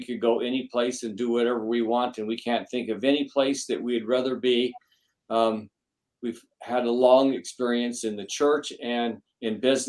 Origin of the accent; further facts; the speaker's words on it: Connecticut, United States; As Elder McCarty said, we're from Connecticut, and which for those of you who don't know, we live about 75 miles north of New York City